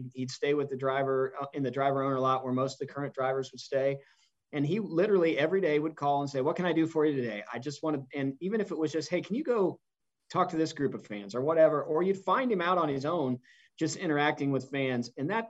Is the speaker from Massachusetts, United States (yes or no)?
no; Indianapolis, Indiana, United States; And growing up in Indianapolis and growing up a race fan, I was a Foyt fan.